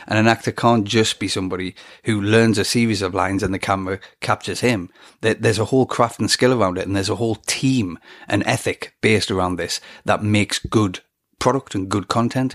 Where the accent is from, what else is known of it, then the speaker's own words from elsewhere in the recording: England, United Kingdom; I'm an Englishman